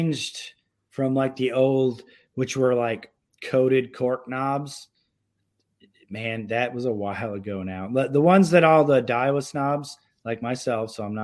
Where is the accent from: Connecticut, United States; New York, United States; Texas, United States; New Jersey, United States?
New York, United States; Syracuse; now in Minnesota, United States; I grew up in Syracuse, New York